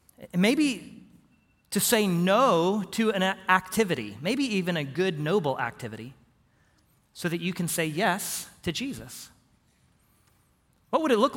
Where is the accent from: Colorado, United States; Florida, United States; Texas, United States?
Texas, United States; Houston; moved away; my hometown, Houston, there are a lot of bayous down there